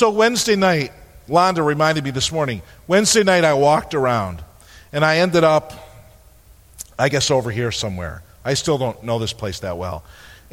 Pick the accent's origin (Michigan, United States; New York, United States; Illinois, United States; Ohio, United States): New York, United States; We're from New York